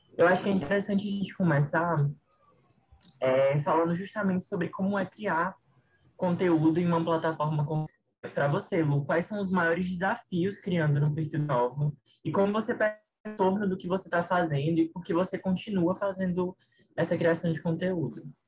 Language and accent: Portuguese; Fortaleza, Ceará, Brazil; eu sou de Fortaleza